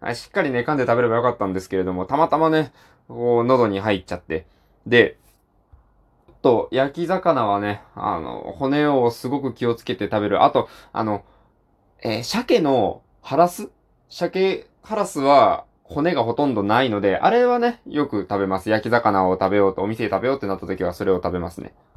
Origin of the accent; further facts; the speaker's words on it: Japan; 僕はそっちの方の地方の出身